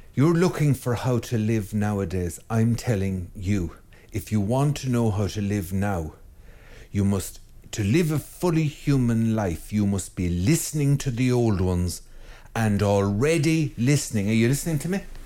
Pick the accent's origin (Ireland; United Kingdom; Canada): Ireland; west of Ireland; as an Irishman and from and from good west of Ireland stock